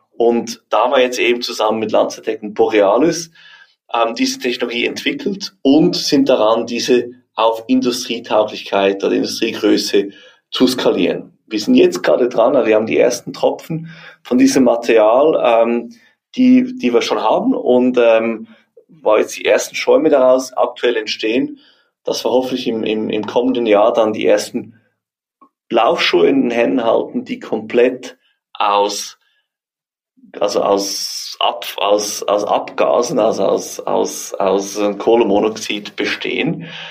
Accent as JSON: {"language": "German", "country": "Switzerland", "said": "wir Schweizer"}